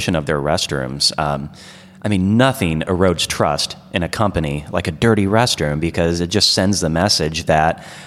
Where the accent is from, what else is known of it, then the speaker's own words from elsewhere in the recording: Iowa, United States; Where I'm from, Iowa